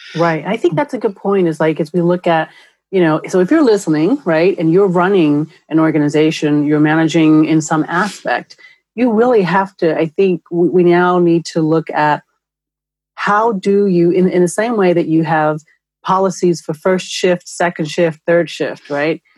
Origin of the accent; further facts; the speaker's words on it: New York, United States; now in Los Angeles, United States; I'm from New York where we have an actual transportation system